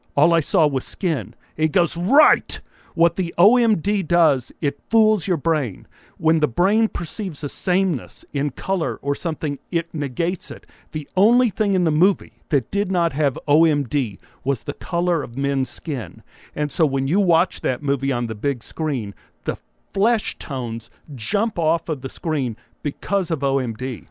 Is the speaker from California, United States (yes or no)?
no; Dallas, Texas, United States; back in the time when I grew up in Dallas